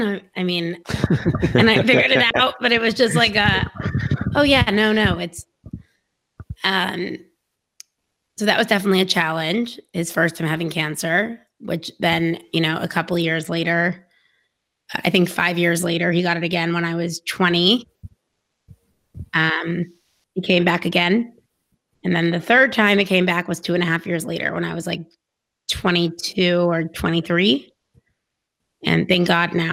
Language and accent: English; Dallas, Texas, United States; I was born in Dallas, Texas, yes, in the same house that my parents still live